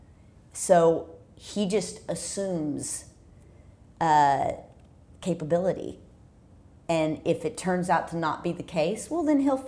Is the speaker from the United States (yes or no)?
yes; Texas, United States; I'm from Texas